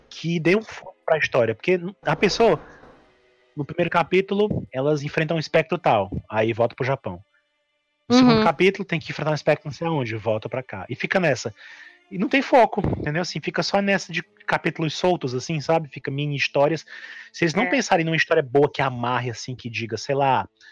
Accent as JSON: {"language": "Portuguese", "country": "Brazil", "said": "a gente é brasileiro há muito tempo"}